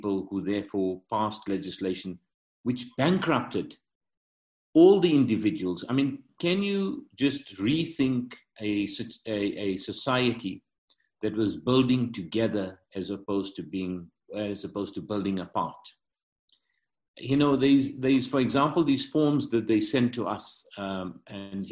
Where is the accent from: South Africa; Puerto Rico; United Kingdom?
South Africa; I'm third generation South African and my ancestry is Indian.